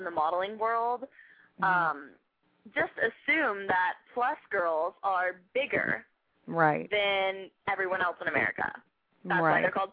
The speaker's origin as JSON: {"language": "English", "town": "Jacksonville", "region": "Florida", "country": "United States", "tie": "born or raised there", "moved": "yes", "said": "Jacksonville Magazine, which is like my hometown"}